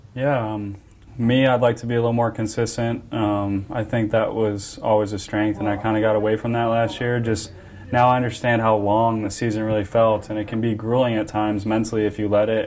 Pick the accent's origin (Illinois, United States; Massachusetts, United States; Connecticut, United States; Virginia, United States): Illinois, United States; Antioch; Kenosha is real close um, to where I grew up in Antioch, Illinois